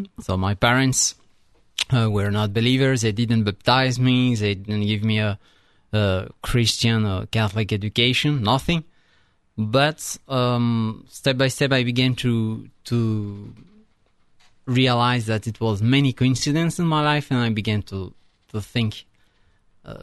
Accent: France; English is a second language; moved away as an adult; also born or lived in Italy; now in United States

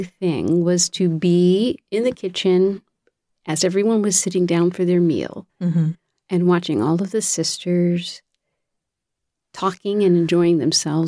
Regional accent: Connecticut, United States; moved away; I'm originally from Connecticut

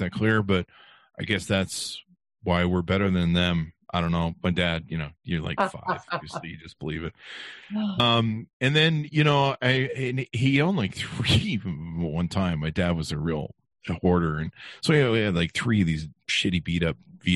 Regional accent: Beverly Hills, California, United States; we grew up in Beverly Hills

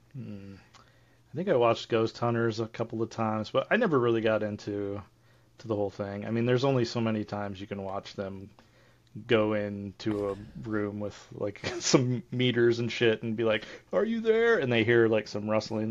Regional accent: Ohio, United States; my hometown, we had this cemetery called Buck Cemetery, and I remember when I grew up

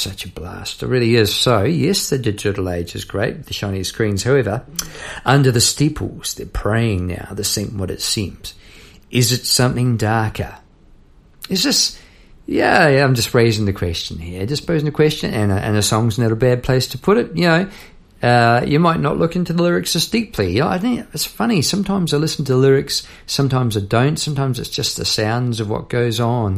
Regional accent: New Zealand; moved away as an adult; now in Melbourne, Australia; I come from New Zealand, and uh, I'm recording this in Melbourne, where I've been for 20 odd years.

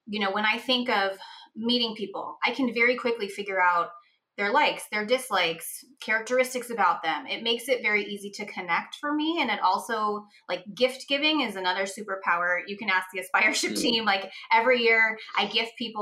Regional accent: San Francisco, California, United States; I grew up in San Francisco

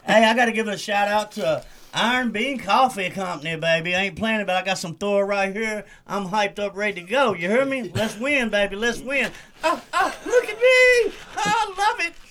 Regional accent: Irishtown, Kentucky, United States; I'm from Irishtown, right down the street here

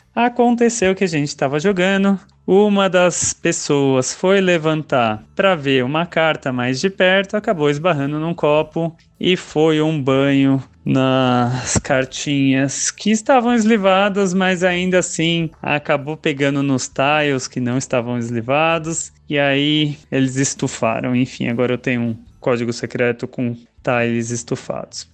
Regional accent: São Paulo, Brazil; sou de São Paulo capital

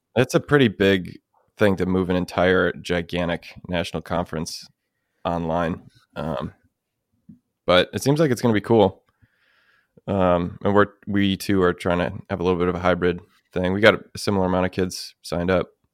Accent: United States; being American

